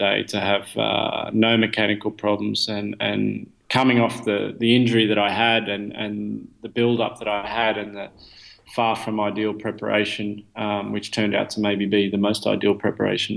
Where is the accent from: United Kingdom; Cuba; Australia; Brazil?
Australia; moved away as an adult; now in Belgium; I'm Australian